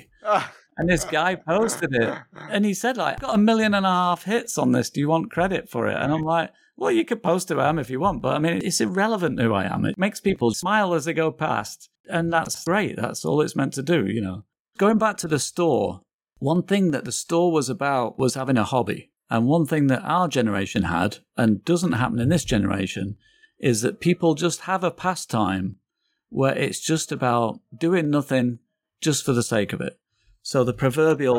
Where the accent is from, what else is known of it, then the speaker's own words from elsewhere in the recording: England, United Kingdom; moved away as an adult; also born or lived in Manchester; now in New York, United States; I'm English